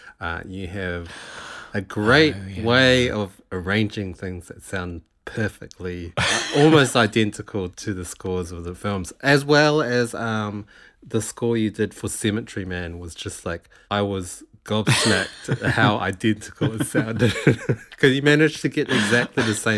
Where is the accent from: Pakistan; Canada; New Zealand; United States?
New Zealand; accent: international; Because I've been here for so long now, I don't really get picked out as a Kiwi anymore. I think my accent has softened a lot.